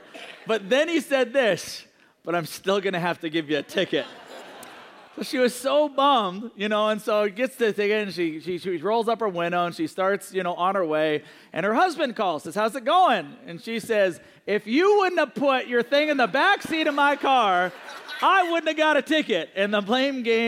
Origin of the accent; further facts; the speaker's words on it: Seattle, Washington, United States; also born or lived in Johnson City, Tennessee; I was raised in Seattle